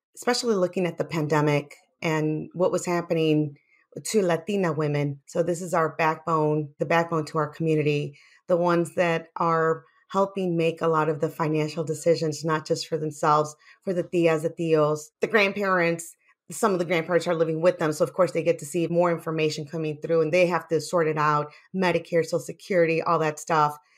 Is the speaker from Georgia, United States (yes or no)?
no; Chicago, Illinois, United States; I grew up in Little Village in Chicago